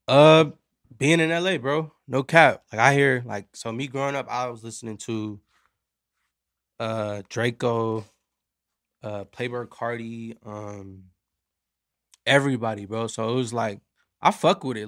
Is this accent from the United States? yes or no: yes; Carson, California, United States; also born or lived in Long Beach, California; born in, uh, born in Long Beach, raised in Carson, California